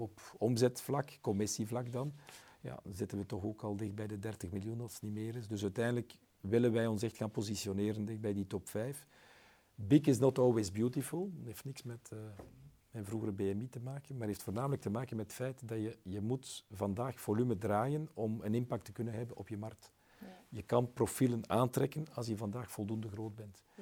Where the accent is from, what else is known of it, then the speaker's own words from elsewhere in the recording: West Flanders, Belgium; Ik ben West-Vlaming